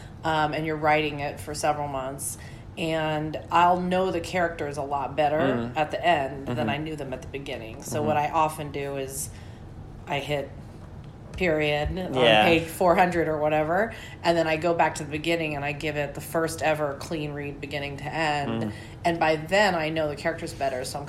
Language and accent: English; Wichita, Kansas, United States; I grew up in Wichita, Kansas